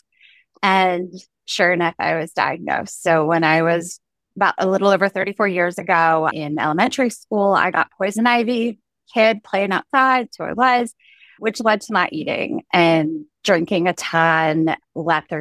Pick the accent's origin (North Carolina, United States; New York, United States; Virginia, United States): Virginia, United States; now in Baltimore, United States; grew up in Virginia, and now I'm a little bit north of that in Baltimore.